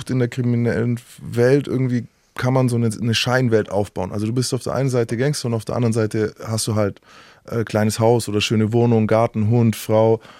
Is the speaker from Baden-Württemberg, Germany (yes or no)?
no; Nuremberg, Bavaria, Germany; now in Mainz, Germany; Aus, aus Nürnberg.